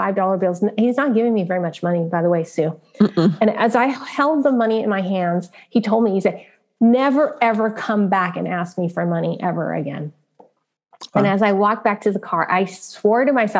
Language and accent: English; San Francisco, California, United States; I was born in San Francisco, Chinatown